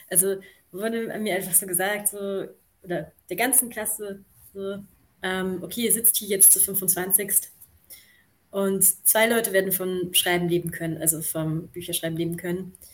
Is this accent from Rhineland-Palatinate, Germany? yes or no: no; Hildesheim, Lower Saxony, Germany; now in Vienna, Austria; also ich komme ja aus Hildesheim davor. Und ich war dann so der Überzeugung, dass Wien, also dass die Sprachkunst sicher mehr Geld hat.